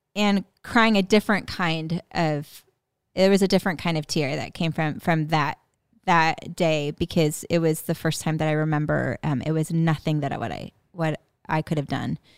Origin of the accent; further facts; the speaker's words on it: West Coast, California, United States; moved away; growing up on the West Coast, like going living in California